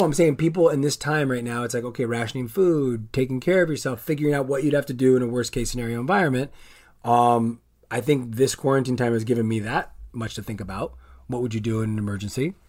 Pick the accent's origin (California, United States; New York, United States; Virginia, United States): California, United States; La Puente; I grew up on La Puente